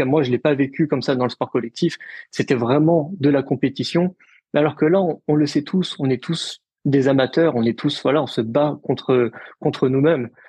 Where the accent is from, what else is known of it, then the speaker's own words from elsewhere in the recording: Lille, Hauts-de-France, France; Et puis, et puis je suis originaire de Lille, donc donc deux semaines après, il y a eu le semi de Lille.